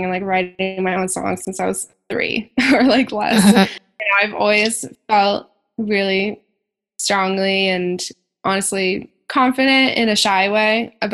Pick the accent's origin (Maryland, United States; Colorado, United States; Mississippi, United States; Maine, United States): Maine, United States; now in Boston, United States; I grew up a hippie in Maine